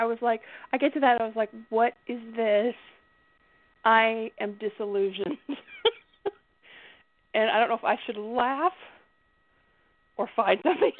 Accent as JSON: {"language": "English", "region": "Southern United States", "country": "United States", "tie": "born or raised there", "said": "I was raised in the South, so my accent's just such a muddle."}